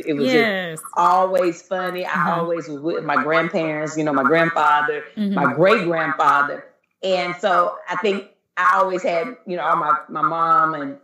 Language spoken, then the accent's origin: English; Eden, North Carolina, United States; moved away as an adult; now in Los Angeles, United States; I grew up in North Carolina, a little small town called Eden